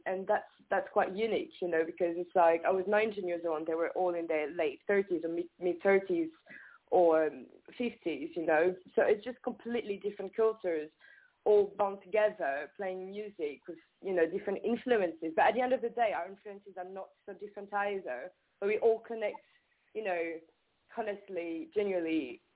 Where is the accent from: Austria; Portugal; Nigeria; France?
France; accent: French; English is a second language; moved away as an adult; I am French. I grew up in France. Yeah, I was born in France